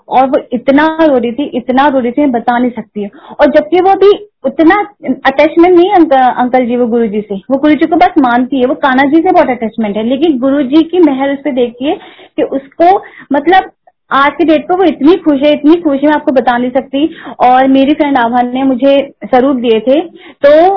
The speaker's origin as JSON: {"language": "Hindi", "region": "Uttarakhand", "country": "India", "said": "मैं उत्तराखंड से हूँ"}